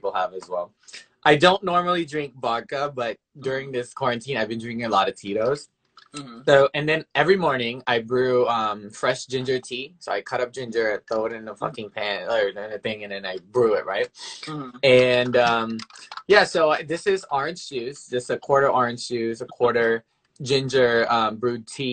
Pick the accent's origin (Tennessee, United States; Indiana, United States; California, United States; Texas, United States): Tennessee, United States; Memphis; moved away as an adult; now in New York City, United States; I'm from Memphis, Tennessee